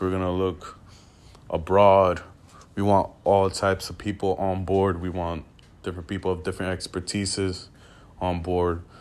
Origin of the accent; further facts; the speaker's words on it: New York City, New York, United States; I'm from New York City, grew was, uh, born and raised here